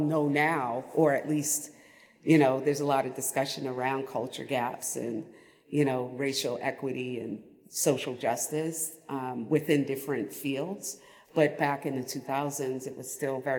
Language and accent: English; Boston, Massachusetts, United States; I'm from Roxbury